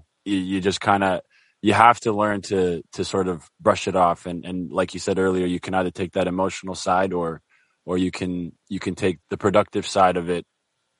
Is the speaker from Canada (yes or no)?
yes; Nova Scotia, Canada; also born or lived in Somalia; I grew up in Nova Scotia as well, but like an immigrant.